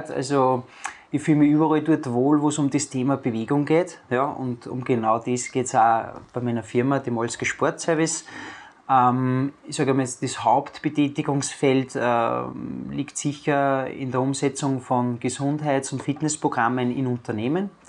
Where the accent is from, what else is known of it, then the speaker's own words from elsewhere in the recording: Amstetten, Lower Austria, Austria; Ich bin gebürtiger Amstettner und ziehe meine Kreise hauptsächlich in der wunderschönen Natur vom Mostviertel.